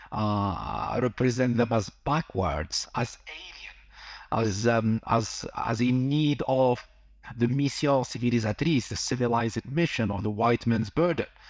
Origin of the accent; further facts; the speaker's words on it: Algeria; moved away; also born or lived in London / Amsterdam; I'm originally from Algeria